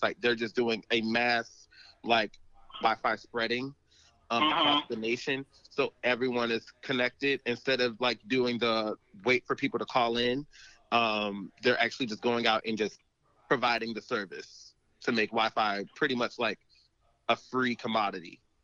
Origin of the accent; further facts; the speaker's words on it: United States; we as an American people, we as an American society